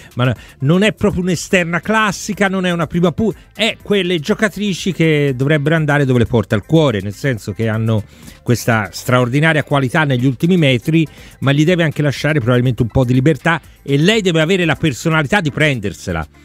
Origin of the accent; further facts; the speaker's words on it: Florence, Tuscany, Italy; da fiorentino